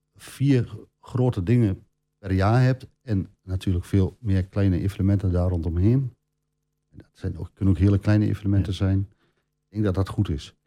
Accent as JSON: {"language": "Dutch", "town": "Oldenzaal", "region": "Overijssel", "country": "Netherlands", "tie": "born or raised there", "lives_now": "Almelo, Netherlands", "said": "opgegroeid in Oldenzaal. In 97 eh, naar het mooie Almelo gekomen"}